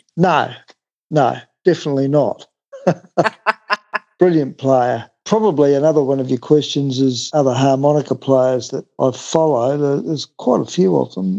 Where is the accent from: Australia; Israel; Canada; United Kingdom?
Australia; Adelaide, South Australia; I grew up in Woodville Park, lived there until I left home to get married at the age of 21